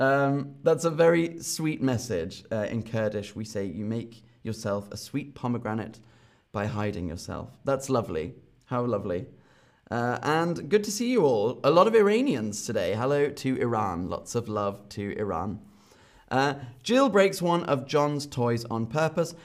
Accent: London, United Kingdom; from London, my hometown

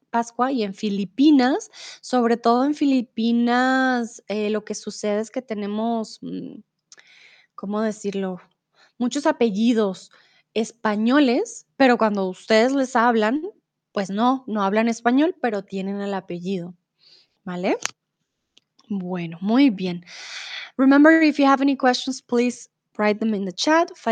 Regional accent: Colombia; soy de Colombia.

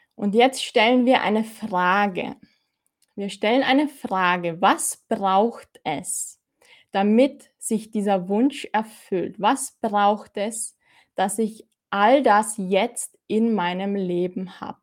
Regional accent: Austria; ich bin aus Österreich. Kannst du es hören? Ich bin aus Österreich

